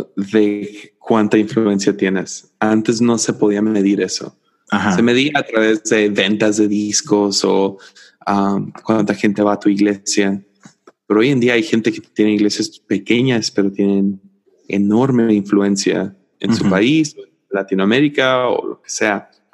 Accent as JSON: {"language": "Spanish", "town": "Tepic", "region": "Nayarit", "country": "Mexico", "said": "soy el vato de Tepic"}